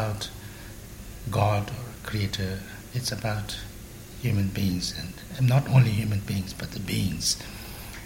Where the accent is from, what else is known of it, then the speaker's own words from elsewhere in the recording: Tibet, China; English is a second language; moved away; also born or lived in Sikkim, India / Varanasi, India; I was born in Tibet, and we didn't have money